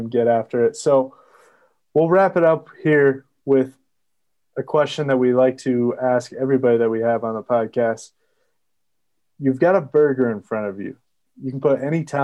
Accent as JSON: {"language": "English", "region": "Arkansas", "country": "United States", "tie": "born or raised there", "moved": "yes", "lives_now": "Wyoming, United States", "said": "So I'm a Southerner as well. I grew up in Arkansas"}